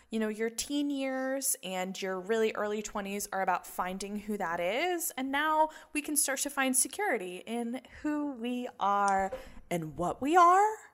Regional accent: Chapel Hill, North Carolina, United States; I grew up in Chapel Hill

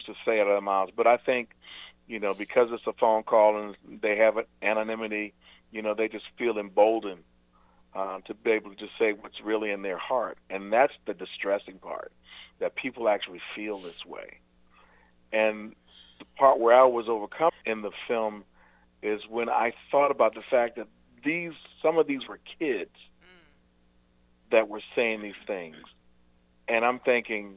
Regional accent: the South, United States; also born or lived in Virginia; now in North Carolina, United States; growing up in the South my entire life.

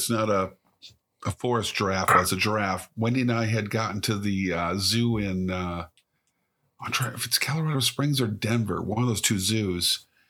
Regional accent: Scotland, United Kingdom; I am Scottish

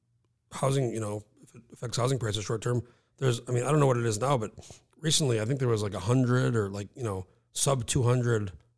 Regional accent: New Mexico, United States; I'm from Mexico, and I lived there 19 years

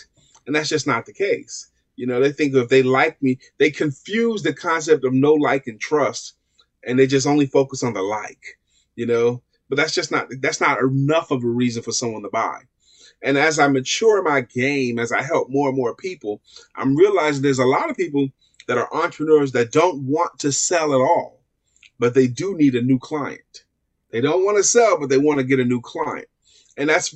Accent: New York City, New York, United States; I'm born and raised in Brooklyn, New York

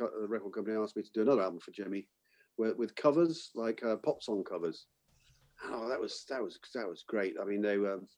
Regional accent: Bath, South West England, United Kingdom; my hometown in Bath.

